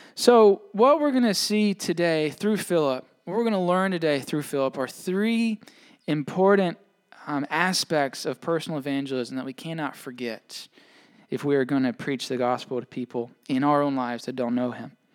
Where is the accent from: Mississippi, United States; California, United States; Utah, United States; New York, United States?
Mississippi, United States; now in Maine, United States; I'm from away, right? I'm from Mississippi